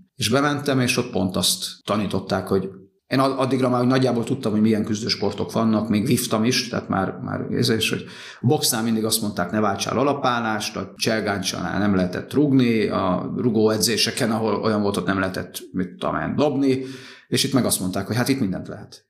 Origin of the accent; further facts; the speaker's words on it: Nagykanizsa, Zala, Hungary; klasszikus utcakölyök, Nagykanizsán nevelődtem a Herman Otto utcába, lakótelep